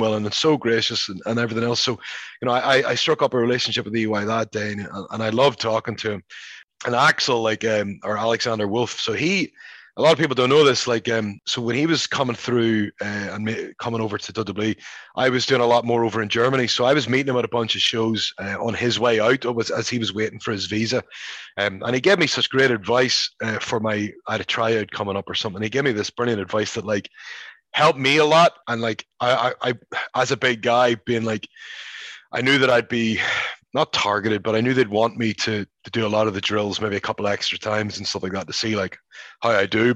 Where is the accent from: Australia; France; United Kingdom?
United Kingdom; Belfast, Northern Ireland; moved away as an adult; also born or lived in Scotland; now in United States; growing up in Belfast